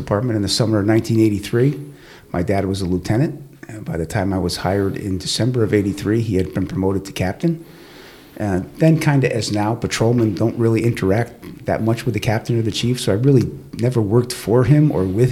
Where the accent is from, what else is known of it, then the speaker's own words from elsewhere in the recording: Stamford, Connecticut, United States; I was born and raised in Stanford